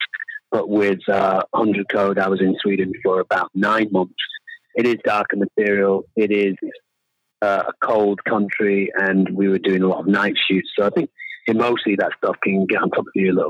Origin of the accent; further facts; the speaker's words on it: England, United Kingdom; moved away as an adult; now in Los Angeles, United States; I moved away from England to Los Angeles when I was 23 or 24, just to see what that city was like. But obviously, I identify with being English